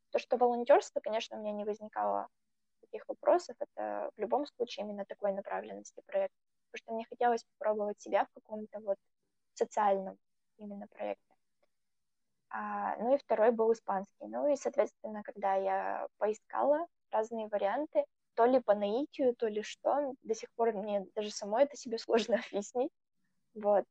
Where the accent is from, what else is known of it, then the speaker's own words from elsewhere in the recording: Russia; Я была, наверное, почти одна такая так далеко из России